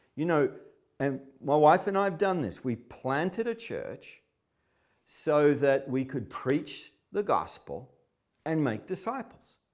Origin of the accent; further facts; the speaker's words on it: Melbourne, Victoria, Australia; I'm from Melbourne, a major city in, in, in Australia.